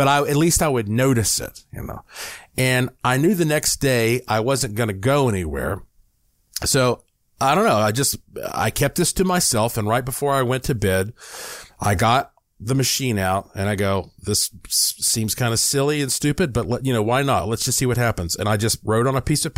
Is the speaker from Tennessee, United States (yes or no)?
no; Asheville, North Carolina, United States; now in Nevada, United States; Asheville, North Carolina, my hometown